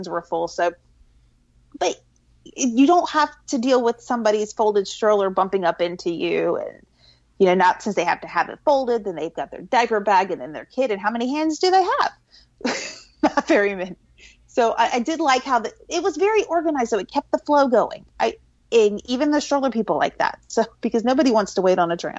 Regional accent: Florida, United States; now in North Carolina, United States; I grew up in Florida

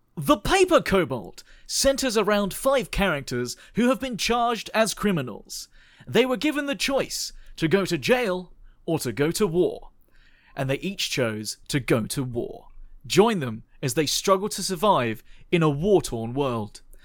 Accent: United Kingdom; they're very, uh, British like us

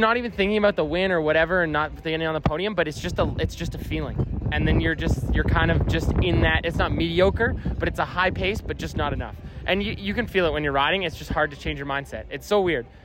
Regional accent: Canada; I'm a Canadian

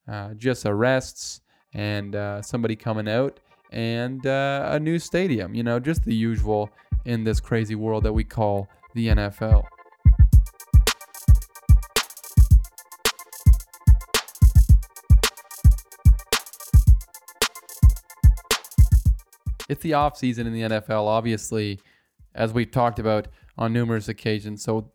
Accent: Buffalo, New York, United States; you know, we're from Buffalo, so we like to be cold in the snow.

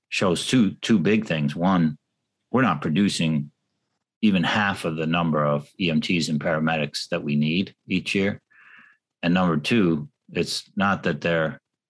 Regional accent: New York City, New York, United States; moved away; I come from New York City

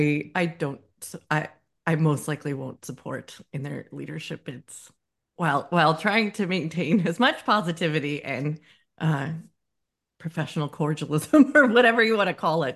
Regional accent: United States; moved away; also born or lived in Scotland; as an American who is not from a evangelical Christian background

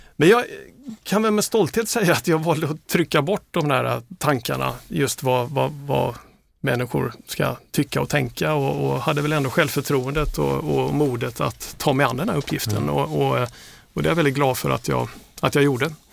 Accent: Trelleborg, Skåne, Sweden; moved away as an adult; also born or lived in Gothenburg / Malmö; now in Stockholm, Sweden; är jag uppvuxen i Trelleborg

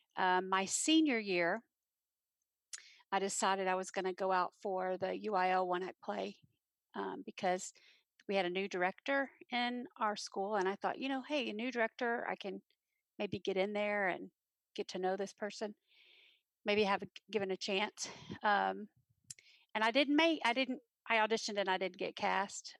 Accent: Granbury, Texas, United States; also born or lived in Fort Worth, Texas; I was born in Fort Worth. I was raised in Granbury, Texas

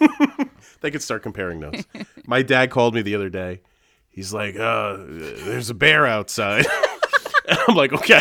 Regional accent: Long Island, New York, United States; I grew up on Long Island

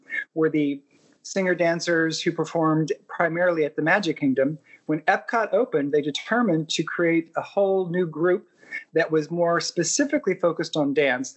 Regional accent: Kentucky, United States; moved away; also born or lived in St. Louis; Kentucky was my home state

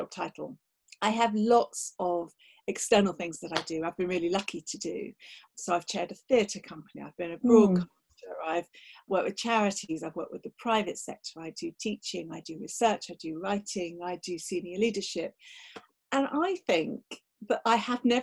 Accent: Kent, South East England, United Kingdom; I grew up in Kent. I come from an Irish

